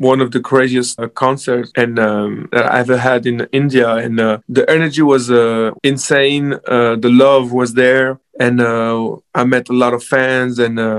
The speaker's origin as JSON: {"language": "English", "town": "Paris", "region": "Île-de-France", "country": "France", "tie": "born or raised there", "said": "I grew up in Paris"}